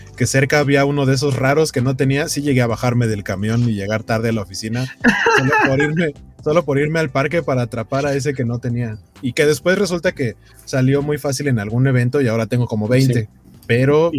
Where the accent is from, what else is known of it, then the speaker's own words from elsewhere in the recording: Mexico City, Mexico; now in Torreón, Mexico; yo soy de Iztapalapa